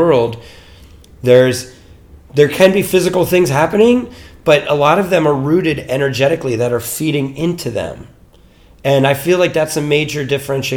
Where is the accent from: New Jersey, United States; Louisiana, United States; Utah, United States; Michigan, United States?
New Jersey, United States; Mount Holly; moved away as an adult; also born or lived in Boston, Massachusetts / New York / Colorado; I grew up in New Jersey, in the United States, in New Jersey.